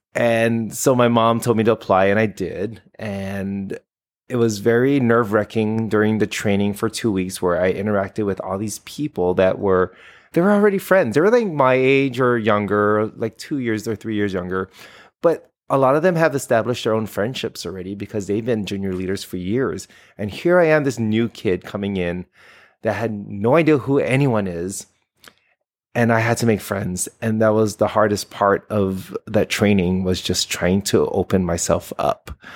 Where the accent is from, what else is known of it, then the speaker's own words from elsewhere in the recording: Honolulu, Hawaii, United States; moved away; also born or lived in Florida; I am from Honolulu, Hawaii